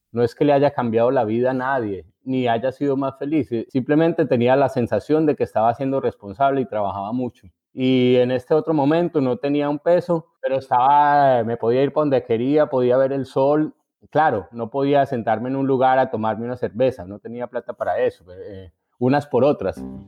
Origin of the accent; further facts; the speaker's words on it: Colombia; moved away as an adult; now in Buenos Aires, Argentina; nuestro país